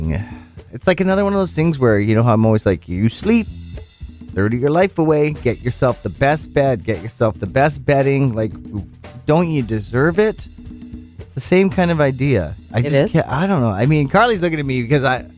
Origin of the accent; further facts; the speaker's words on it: Canada; as a Canadian